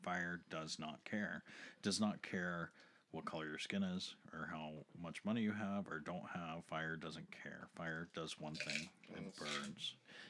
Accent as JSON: {"language": "English", "country": "United States", "said": "We're American."}